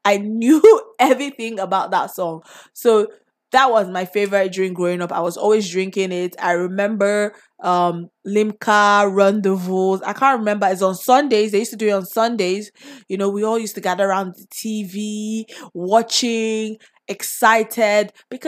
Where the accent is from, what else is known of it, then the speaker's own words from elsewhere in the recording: Nigeria; So my favorite drink growing up in Nigeria.